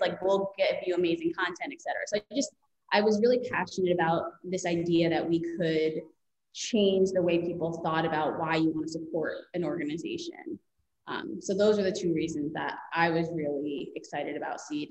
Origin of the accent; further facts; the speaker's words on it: Long Island, New York, United States; I grew up on Long Island